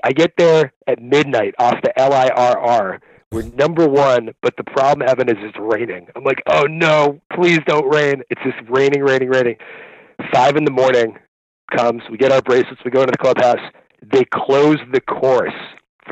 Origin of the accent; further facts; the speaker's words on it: New York City, New York, United States; also born or lived in St Andrews; I'm from New York City. I'm a New York resident